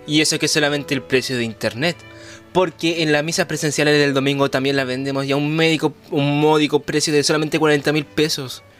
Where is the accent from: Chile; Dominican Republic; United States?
Chile; somos los únicos de Chile que estamos haciendo esto